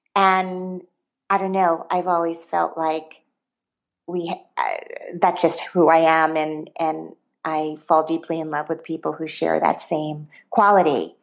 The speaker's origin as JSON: {"language": "English", "town": "Teaneck", "region": "New Jersey", "country": "United States", "tie": "born or raised there", "also_born_or_lived": "Brooklyn", "said": "I grew up in Teaneck, New Jersey"}